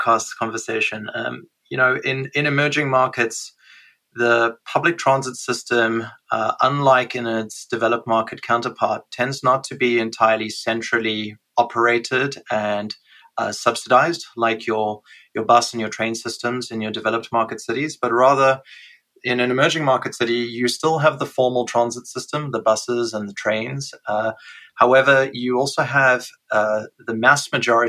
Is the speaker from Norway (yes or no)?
no; South Africa; moved away as an adult; I was born in South Africa and grew up there the first 30 years of my life